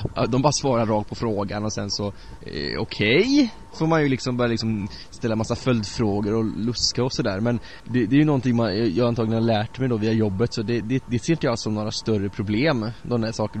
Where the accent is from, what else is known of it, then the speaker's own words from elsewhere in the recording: Bärfendal, Bohuslän, Västra Götaland, Sweden; moved away; I Berfendal, där jag är uppvuxen